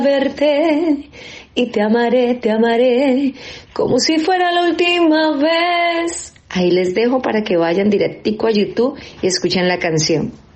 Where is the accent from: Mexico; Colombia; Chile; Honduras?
Colombia; Cali, Valle del Cauca; Soy de Cali, Colombia